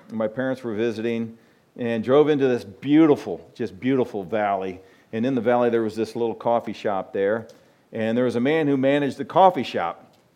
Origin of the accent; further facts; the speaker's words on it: United States; I'm from America